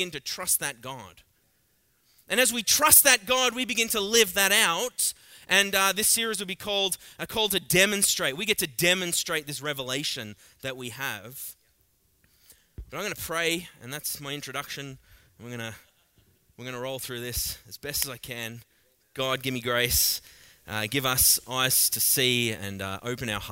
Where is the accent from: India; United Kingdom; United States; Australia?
Australia; accent: thick Australian; now in Canada; I'm Australian, I speak pretty thick